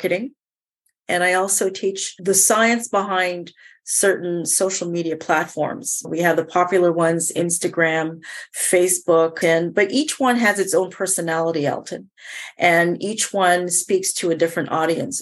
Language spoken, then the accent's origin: English; Montreal, Quebec, Canada; also born or lived in Jamaica; Growing up in Montreal, I was always doing things that put me in front of the class